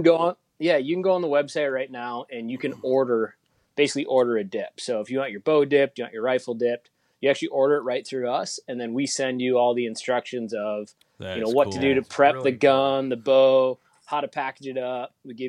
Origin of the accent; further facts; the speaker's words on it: Fox Cities, Wisconsin, United States; also born or lived in La Crosse, Wisconsin; So I grew up in Wisconsin, kind of I grew up in the Fox City, so just a little bit south of Green Bay, and then spent 6 years in undergrad and grad school on the western part of the state. Went to UW La Crosse